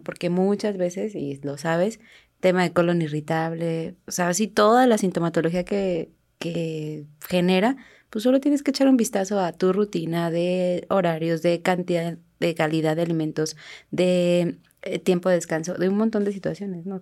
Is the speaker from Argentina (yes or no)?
no; Mexico; somos mexicanos